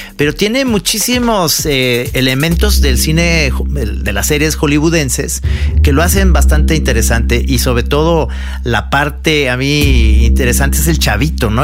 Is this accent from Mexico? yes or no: yes; Mexico; como mexicano